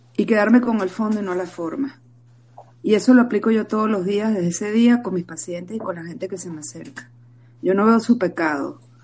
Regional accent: Venezuela; moved away as an adult; now in Mexico; Soy mitad venezolana y, mi patria natal y mi patria adoptiva porque tengo 25 años en México

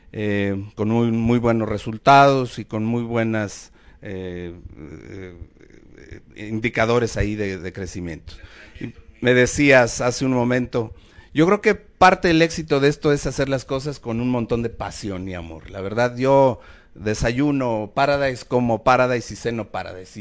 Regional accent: Mexico; somos mexicanos

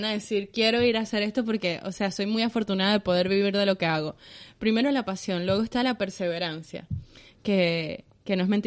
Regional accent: Venezuela; moved away as an adult; also born or lived in Panama; now in Spain

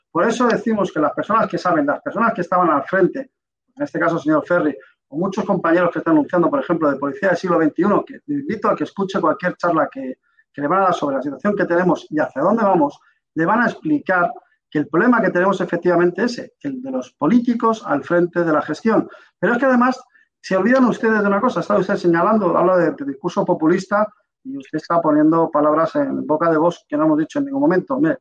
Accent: Alicante, Valencian Community, Spain; yo soy de Alicante

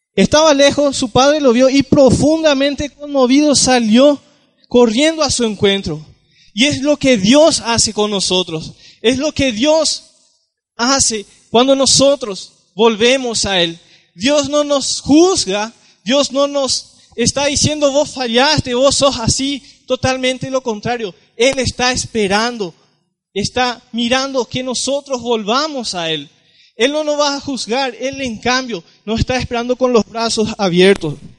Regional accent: San Juan Bautista, Misiones, Paraguay; Vengo de la ciudad de San Juan Bautista, Misiones, Paraguay

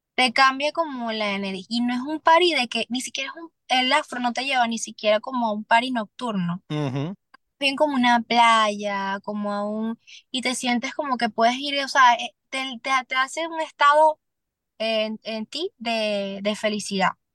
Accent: Venezuela; moved away as an adult; now in Miami, United States; hay muchas circunstancias difíciles en mi país

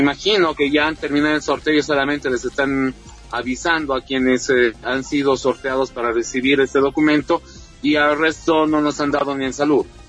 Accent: Bolivia

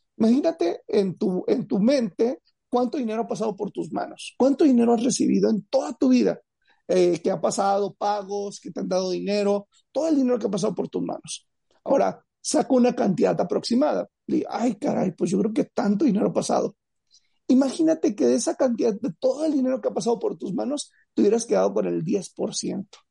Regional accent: Mexico

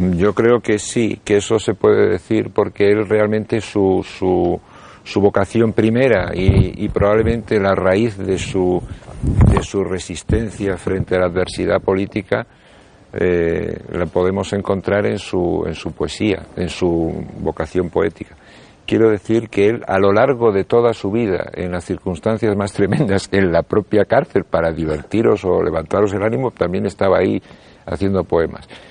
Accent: Buenos Aires, Argentina; now in Spain; Yo nací en Buenos Aires y llegué aquí a España en el año 1969

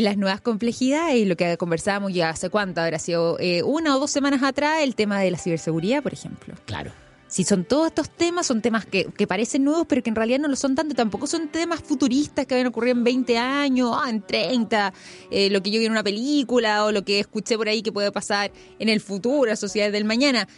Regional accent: Chile; como chileno

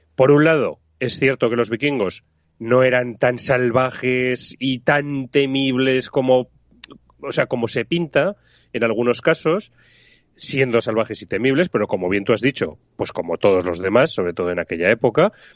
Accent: Zaragoza, Aragon, Spain; soy de Zaragoza

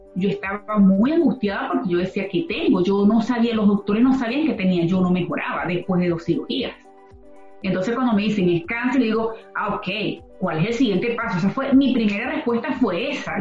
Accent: Venezuela; moved away; Los que venimos de Venezuela

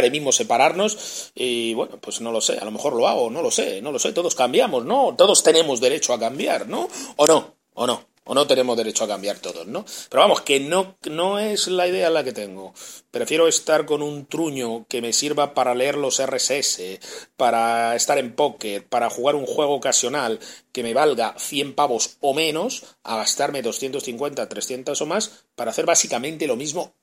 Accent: Spain; moved away as an adult; now in Chile; ya sabe que soy español

